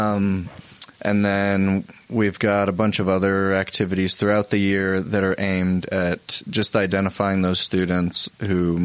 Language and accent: English; New Jersey, United States; now in Utah, United States; I come from New Jersey where you could speak a foreign language and never have to learn English just because of the neighborhood